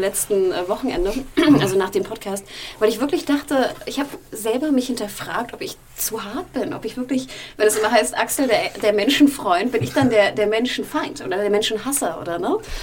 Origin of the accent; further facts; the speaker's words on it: Hamburg, Germany; meiner Heimatstadt Hamburg